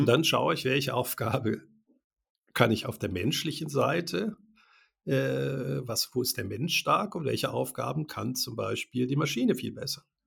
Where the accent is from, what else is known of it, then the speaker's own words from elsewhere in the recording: Germany; first language German; now in Switzerland; Wir sind ja auch beide in Deutschland geboren. Ich lebe seit äh, 33 Jahren in der Schweiz